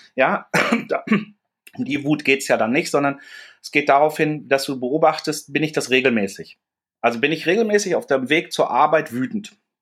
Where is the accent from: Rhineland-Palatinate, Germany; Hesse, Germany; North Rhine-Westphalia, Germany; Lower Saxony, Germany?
North Rhine-Westphalia, Germany; Dortmund; now in Hamburg, Germany; bin ich ein Kind des Ruhrgebiets. Ich bin in Dortmund groß geworden